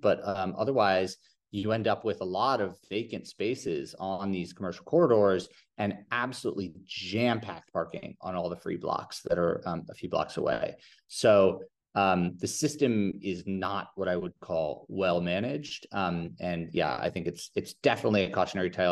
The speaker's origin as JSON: {"language": "English", "region": "New York", "country": "United States", "tie": "born or raised there", "said": "I grew up in New York"}